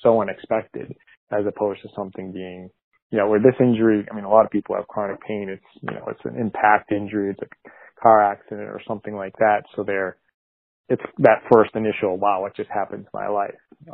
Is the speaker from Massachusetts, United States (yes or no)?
yes; Massachusetts, United States; moved away as an adult; now in New Jersey, United States; I'm originally from Massachusetts, and my family's pretty much all living in Massachusetts still. I'd moved to New Jersey in 2004